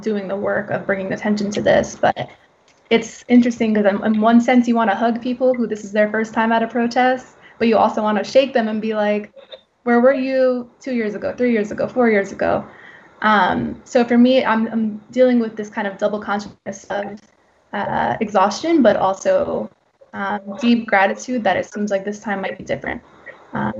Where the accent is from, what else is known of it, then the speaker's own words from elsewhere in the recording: Farmingdale, New York, United States; I'm a woman of color, born and raised in Farmingdale.